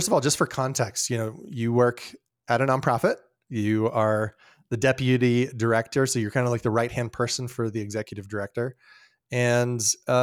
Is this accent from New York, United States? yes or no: no; Colorado Springs, Colorado, United States; I grew up in Colorado Springs, and I have a deep heart for that city.